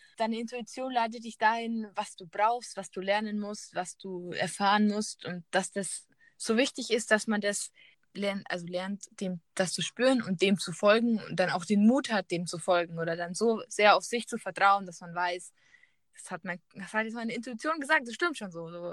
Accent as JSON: {"language": "German", "country": "Germany", "also_born_or_lived": "Peru", "moved": "yes", "said": "ich bin Deutsche"}